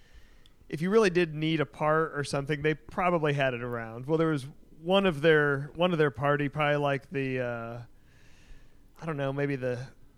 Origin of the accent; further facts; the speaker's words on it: Kennedale, Texas, United States; growing up in the Kennedale area